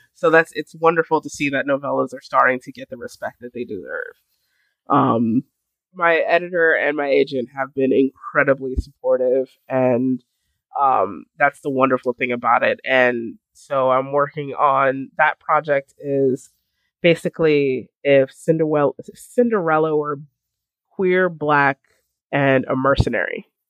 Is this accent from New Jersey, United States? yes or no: no; New York City, New York, United States; I was born in Brooklyn